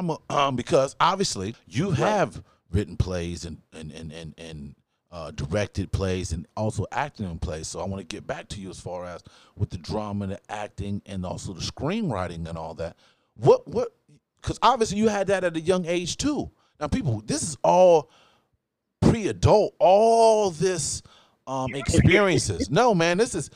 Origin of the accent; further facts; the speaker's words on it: Newark, Ohio, United States; We come from Newark, Ohio. Not New Jersey, people. Newark, Ohio